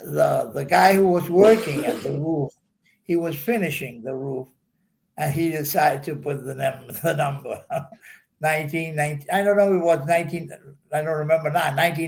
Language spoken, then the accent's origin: English; Buenos Aires, Argentina; moved away as an adult; now in Buzios, Brazil; I was born in Argentina, Buenos Aires.